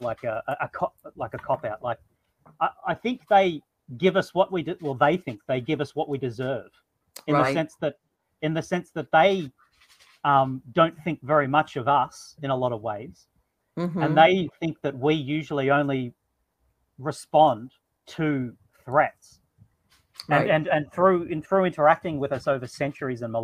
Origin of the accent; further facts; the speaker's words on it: Australia; I am Australian